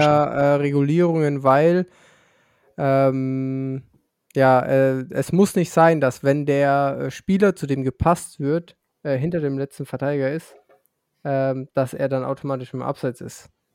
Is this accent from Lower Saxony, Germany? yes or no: no; Franconia, Bavaria, Germany; dann bin ich Bayer. Und ähm, wenn ich mich davon differenzieren muss, dann bin ich Franke